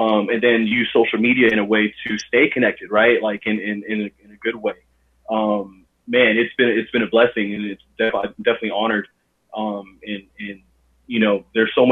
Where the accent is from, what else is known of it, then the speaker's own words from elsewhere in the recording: Los Angeles, California, United States; I was born and raised in Los Angeles, California